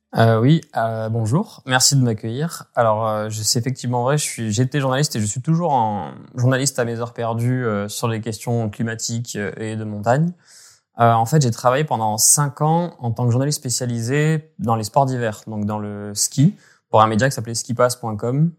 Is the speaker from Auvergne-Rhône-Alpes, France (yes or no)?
no; Gap, Provence-Alpes-Côte d'Azur, France; J'ai grandi dans les Hautes-Alpes